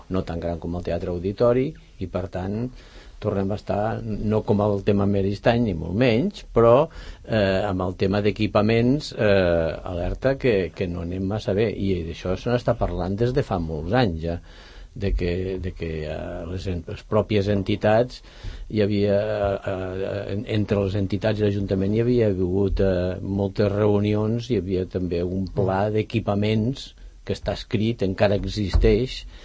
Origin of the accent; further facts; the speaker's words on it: Ponts, Catalonia, Spain; now in Sant Cugat del Vallès, Spain; Jo tinc el meu poble, que és Pons, Pons. a la Noguera, el meu poble d'origen al qual no he renunciat mai